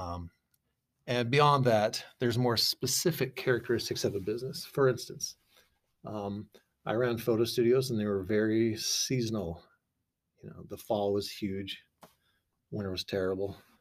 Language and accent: English; Boise, Idaho, United States; also born or lived in San Clemente, California; I'm from Boise